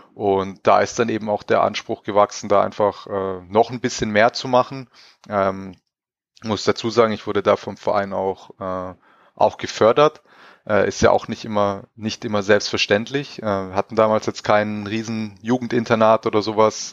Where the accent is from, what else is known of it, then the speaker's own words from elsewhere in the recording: Crailsheim, Baden-Württemberg, Germany; moved away as an adult; also born or lived in Villingen-Schwenningen / Rastatt / Karlsruhe; meine ersten Schritte habe ich in Kreilsheim gemacht, in meiner Heimatstadt